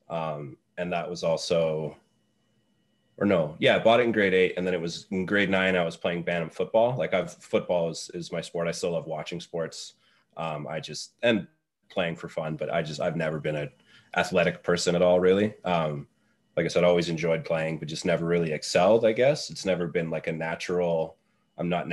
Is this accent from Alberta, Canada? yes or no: yes; Lacombe, Alberta, Canada; moved away as an adult; also born or lived in Red Deer, Canada / Toronto, Canada; now in Calgary, Canada; I was born and raised in Lacombe, little town, about 10,000 people, just north of Red Deer